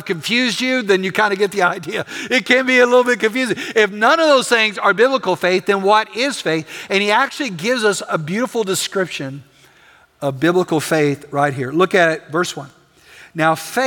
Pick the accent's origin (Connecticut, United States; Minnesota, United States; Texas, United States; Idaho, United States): Texas, United States; West; I'm from West Texas.